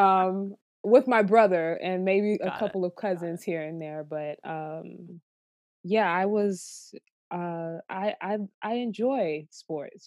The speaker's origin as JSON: {"language": "English", "town": "Miami", "region": "Florida", "country": "United States", "tie": "born or raised there", "moved": "yes", "lives_now": "New York City, United States", "said": "I'm from Miami, Florida, so I come from a football city, a football family"}